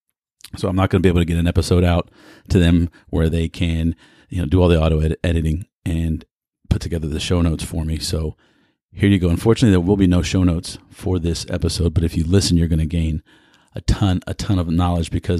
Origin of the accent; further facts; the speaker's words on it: Houston, Texas, United States; coming to you from the energy capital of the world in my hometown, Houston, Texas.